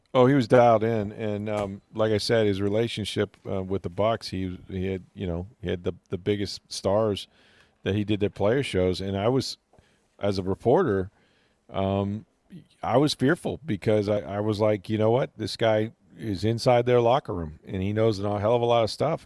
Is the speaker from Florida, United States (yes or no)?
yes; Florida, United States; I grew up in Florida